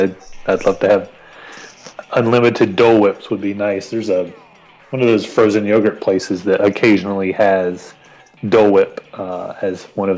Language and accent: English; North Carolina, United States; I'm from the home of Cheerwine and Krispy Kreme.